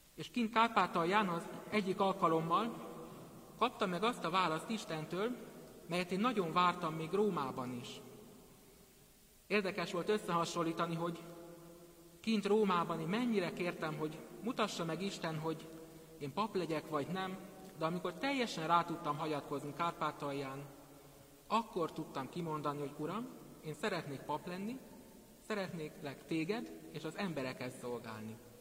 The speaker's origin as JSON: {"language": "Hungarian", "town": "Szentendre", "region": "Pest", "country": "Hungary", "tie": "born or raised there", "also_born_or_lived": "Pécs", "said": "17 évvel ezelőtt, mikor Pécsről szüleimmel és ikertestvéremmel felköltöztünk, akkor a Szent András iskolába kezdtem az első osztályt."}